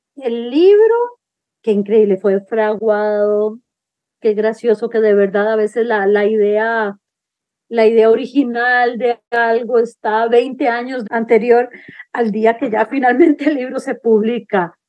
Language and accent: Spanish; San José, Costa Rica; moved away; Yo soy urbana, yo soy de San José